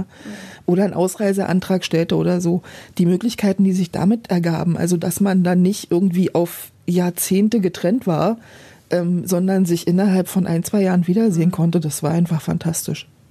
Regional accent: Berlin, Germany; Also Berlin ist, ist meine Heimat, wird es immer sein

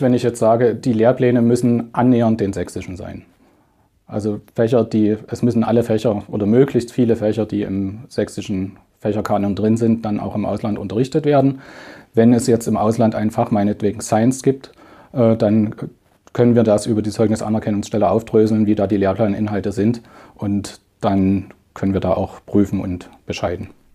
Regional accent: Germany; als Deutscher

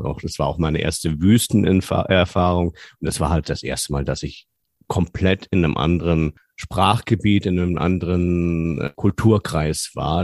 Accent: Germany; als Europäer oder als Deutscher

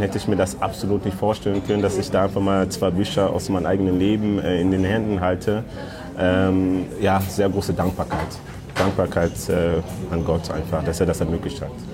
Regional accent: North Rhine-Westphalia, Germany; also born or lived in Democratic Republic of the Congo; Ich bin mit neun Jahren nach Deutschland gekommen und bin in NRW aufgewachsen, in Rickenhausen

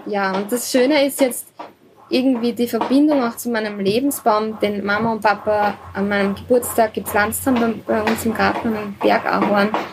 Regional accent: Austria; das Dorf, wo ich aufgewachsen bin, hat 60 Einwohner, also ist sehr klein. mhm. ist zwar mhm. eine halbe Stunde von Wien

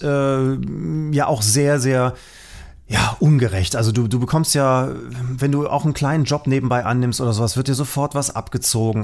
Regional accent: Germany; sind wir Deutsche

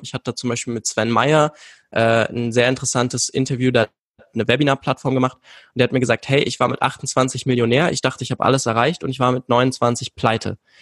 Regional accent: Vienna, Austria; Ja, ich bin aus Wien, also äh, gebürtig

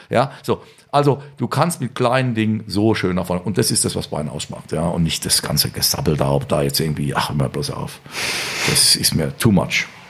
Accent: Rhineland-Palatinate, Germany; born or raised there

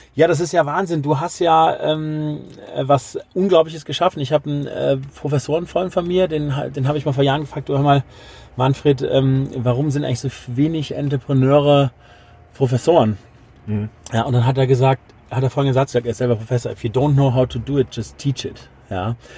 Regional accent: Düren, North Rhine-Westphalia, Germany; meiner Heimatstadt Düren

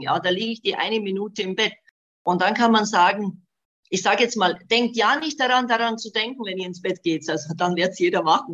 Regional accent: Bosnia & Herzegovina; now in Germany; Also ich bin gebürtig aus Bosnien, habe eben seit 75 in Deutschland gelebt

